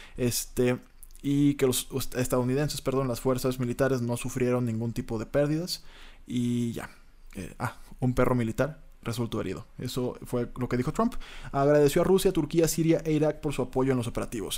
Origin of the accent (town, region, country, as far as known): Mexico